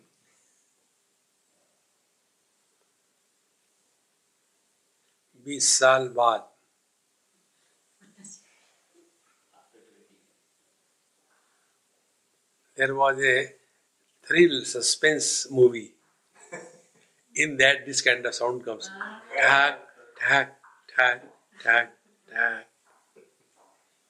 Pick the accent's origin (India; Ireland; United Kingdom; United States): India; I am Indian, here I refers to the nationality that I have.